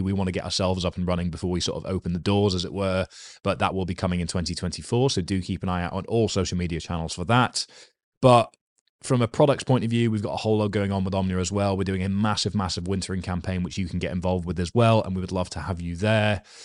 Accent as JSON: {"language": "English", "country": "United Kingdom", "said": "I am a British male with a rugby background"}